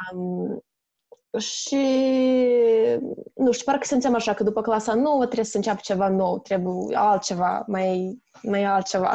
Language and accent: Romanian; Chișinău, Moldova; moved away as an adult; now in Netherlands; sunt din Republica Moldova, din orașul Chișinău